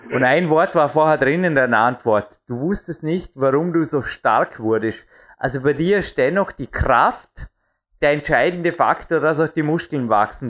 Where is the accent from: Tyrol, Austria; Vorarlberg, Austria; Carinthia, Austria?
Vorarlberg, Austria; bei uns in Österreich